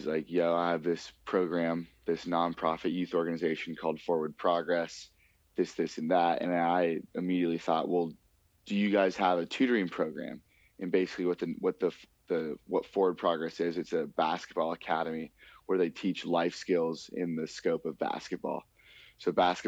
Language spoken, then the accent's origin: English; Los Angeles, California, United States; also born or lived in Manhattan Beach, California; we grew up in Los Angeles, and we went to high school in Los Angeles